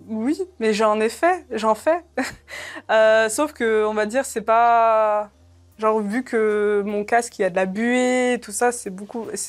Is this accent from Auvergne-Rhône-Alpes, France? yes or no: yes; Saint-Étienne, Auvergne-Rhône-Alpes, France; also born or lived in Algeria; moi, je suis, de Saint-Étienne et je suis la seule dans cette ville